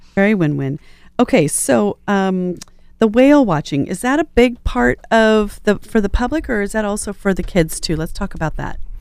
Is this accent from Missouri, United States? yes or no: no; Riverside, California, United States; I was a kid from Riverside